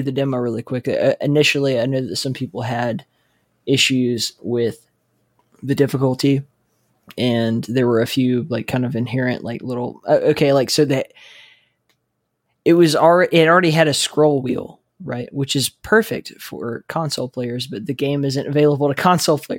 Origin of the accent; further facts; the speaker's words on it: Alabama, United States; I'm from Alabama